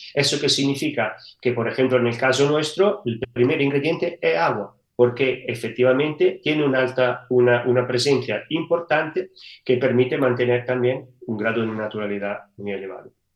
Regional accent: Italy; Spanish is a second language; moved away as an adult; now in Seville, Spain; Italia de donde, de donde soy de origen.

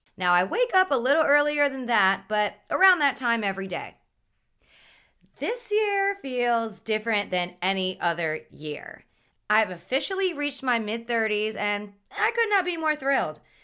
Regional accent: Mississippi, United States; moved away as an adult; also born or lived in New Orleans, Louisiana; now in Miami, United States; I grew up in Mississippi and lived in New Orleans for the past ten years

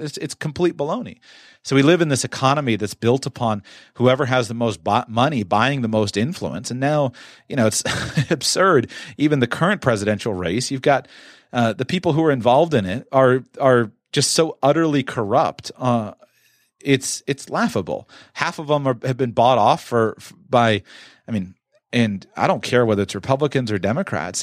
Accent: United States; Growing up in the United States of America

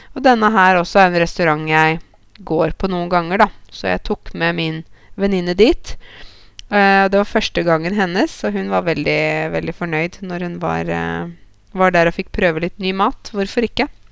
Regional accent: Norway; meg som nordmann

